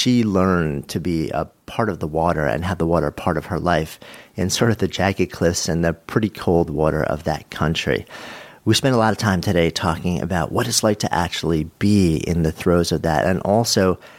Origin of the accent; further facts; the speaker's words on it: Ireland; but with growing up in Ireland also